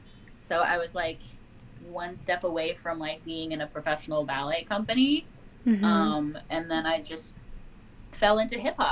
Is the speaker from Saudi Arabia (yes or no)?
yes; Riyadh, Riyadh Province, Saudi Arabia; born there; I was born in Riyadh, Saudi Arabia.